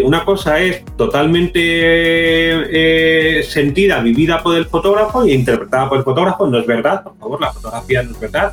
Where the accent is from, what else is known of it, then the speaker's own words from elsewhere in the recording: Madrid, Community of Madrid, Spain; soy madrileño